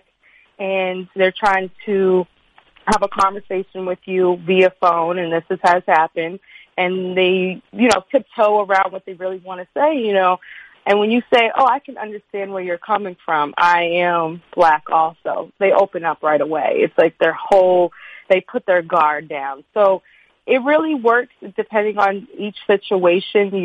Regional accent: Boston, Massachusetts, United States; now in New Orleans, United States; growing up in Boston, where I'm originally from

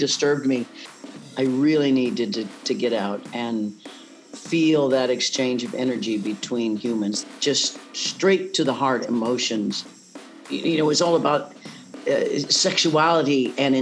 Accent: Leavenworth, Kansas, United States; moved away as an adult; I grew up in Leavenworth, Kansas

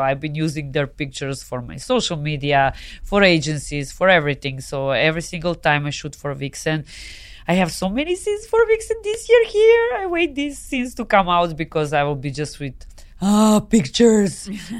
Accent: Serbia; accent: hard accent; English is a second language; moved away as an adult; also born or lived in Spain; now in Los Angeles, United States; This is just Serbian way of talking.

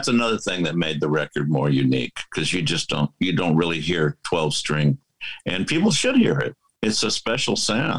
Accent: Texas, United States; And I'm from Texas.

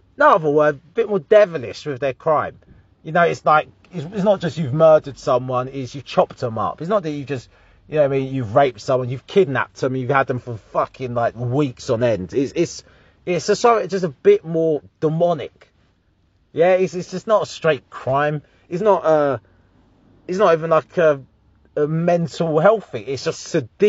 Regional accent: Harlow, East of England, United Kingdom; I'm from Harlow, Essex

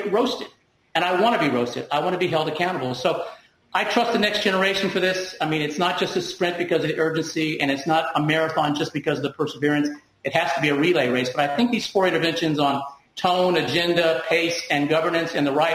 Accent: Deep South, United States; moved away; I'm an immigrant minority, and I grew up in the Deep South.

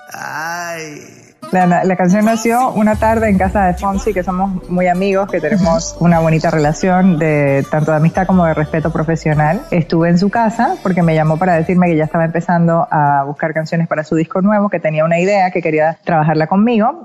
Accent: Panama; moved away; siempre agradecida con mi país

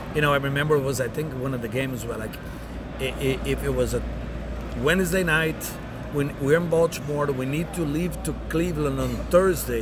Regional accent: Brazil; also born or lived in Dallas / Tampa; now in United States; growing up in Brazil in a small town

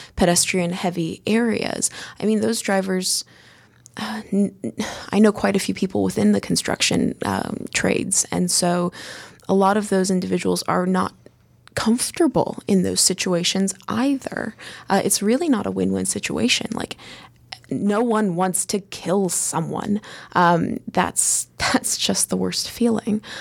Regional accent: United States; being an American

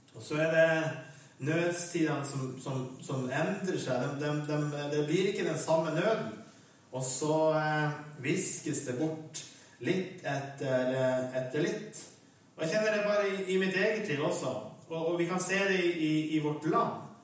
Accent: Vestre Jakobselv, Finnmark, Norway; så er jeg fra Vestre Jakobselv i Øst-Finnmark, i Vadsø kommune. Og bor der for øyeblikket også

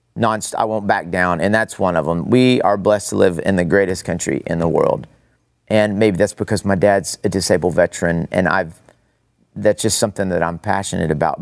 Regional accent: Amarillo, Texas, United States; also born or lived in Odessa, Texas; I grew up in Amarillo, but my grandparents from Odessa.

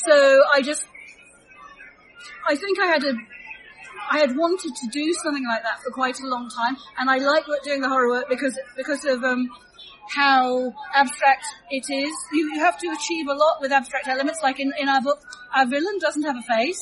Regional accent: London, United Kingdom; I'm from London.

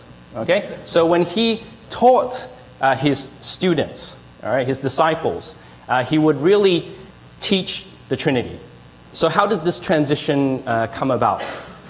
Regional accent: Australia; accent: Australian; now in Canada; I was born in Australia and I grew up there. And that's why you will probably hear a hint of an Australian accent. Yeah, but when we came to Canada

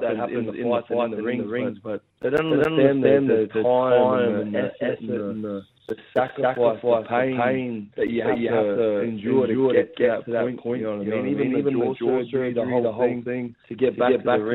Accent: Central Coast, New South Wales, Australia; my hometown, Central Coast

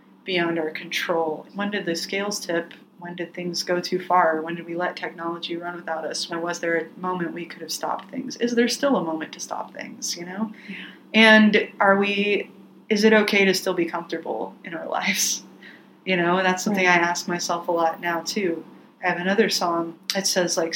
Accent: Plano, Texas, United States; moved away as an adult; also born or lived in Denton, Texas; now in Portland, United States; I'm from Plano, Texas, but I've been in Portland for about 12 years

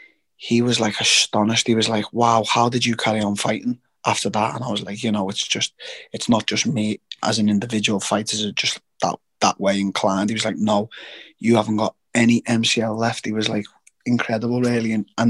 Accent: England, United Kingdom; as a Brit

